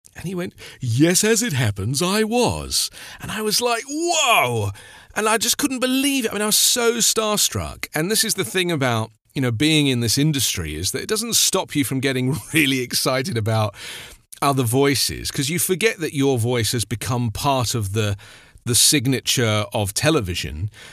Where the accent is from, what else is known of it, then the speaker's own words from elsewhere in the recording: London, United Kingdom; being in the London area, I, you know, I grew up in the West End and I was at school in the West End